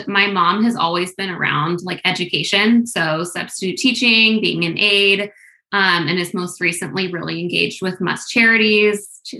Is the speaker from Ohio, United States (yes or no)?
no; Atascadero, California, United States; but that is where I'm from, where I grew up.